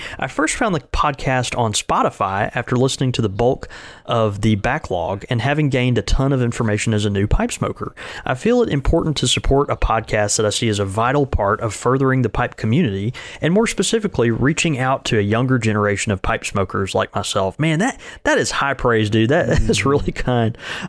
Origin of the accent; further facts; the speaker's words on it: Grand Rapids, Michigan, United States; the brick and mortar community that I support here in my hometown of Grand Rapids.